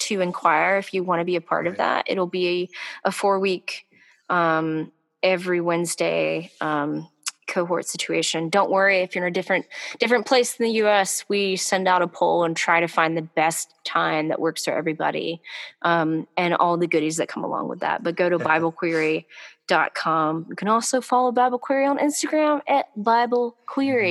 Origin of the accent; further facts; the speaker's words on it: the South, United States; accent: Southern; my Southern accent's coming through right now